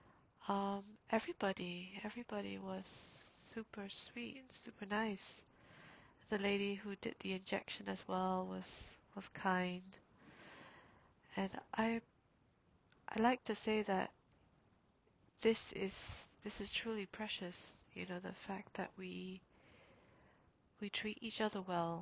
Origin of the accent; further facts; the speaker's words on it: Singapore; moved away; I'm from Singapore